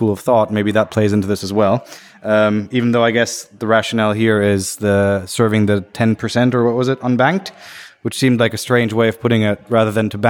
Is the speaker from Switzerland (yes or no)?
no; Berlin, Germany; moved away; I'm originally from Berlin